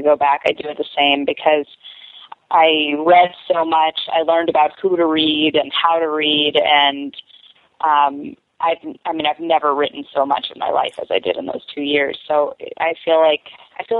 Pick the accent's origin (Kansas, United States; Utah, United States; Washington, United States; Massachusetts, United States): Massachusetts, United States; Boston; moved away as an adult; also born or lived in Boulder / Dallas / Wyoming; now in New York, United States; I grew up in Boston, but then I went to Boulder